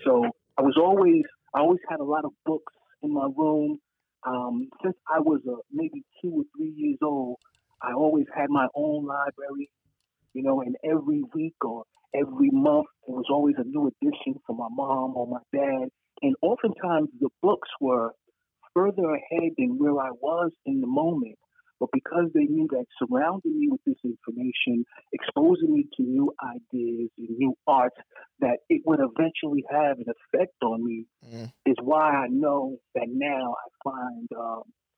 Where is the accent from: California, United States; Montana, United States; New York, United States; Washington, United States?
New York, United States; New York City; growing up on Bethel Stuyvesant on Gates Avenue